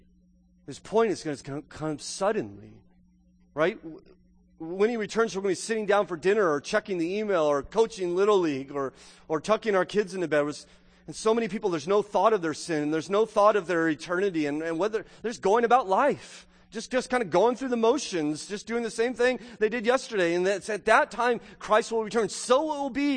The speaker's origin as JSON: {"language": "English", "region": "Southern California", "country": "United States", "tie": "born or raised there", "moved": "yes", "said": "I grew up in Southern California"}